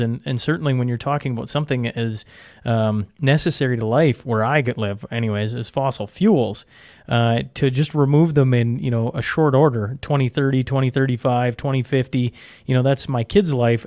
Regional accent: Canada; as a Canadian

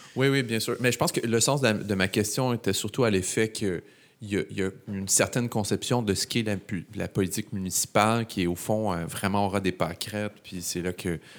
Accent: Laval, Quebec, Canada; J'ai grandi à Laval

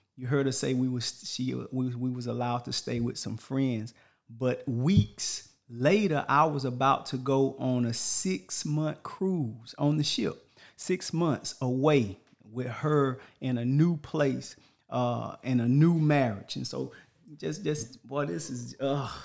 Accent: Texas, United States; moved away as an adult; also born or lived in Washington State; I'm from Texas as well

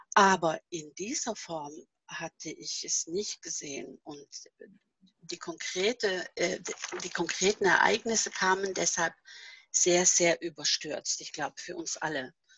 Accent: Norway; German is a second language; moved away as an adult; now in Germany; dass nicht Norwegen immer noch meine Heimat ist

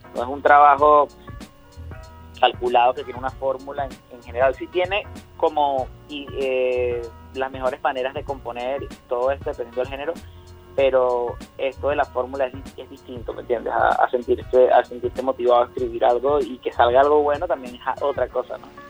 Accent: Barinas, Venezuela; moved away; also born or lived in Caracas; yo vengo de Barinas, entonces allá parece mentira, pero yo llegué a la capital o vine a ciudades principales del país

